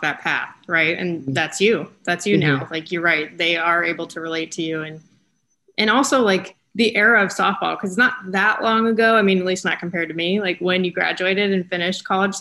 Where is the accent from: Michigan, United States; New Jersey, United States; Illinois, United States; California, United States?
California, United States; Southern; I'm from Southern California